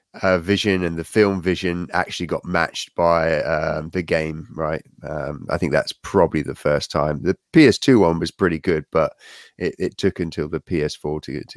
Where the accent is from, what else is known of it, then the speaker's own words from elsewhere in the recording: South Africa; I grew up in South Africa